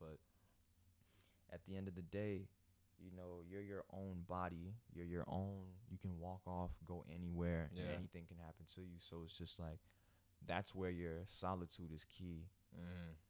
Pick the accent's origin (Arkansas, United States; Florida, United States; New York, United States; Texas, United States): Florida, United States; But I grew up in the hood, so it's just, you know, that's that. But it's just like growing up in Broward, I really was never able to talk like the people in Broward, you know what I'm saying?